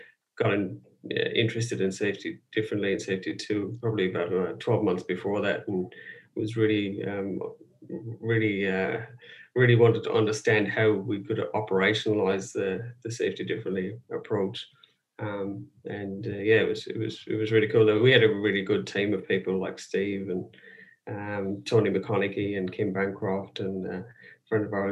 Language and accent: English; Ireland; now in Brisbane, Australia; Originally from Ireland.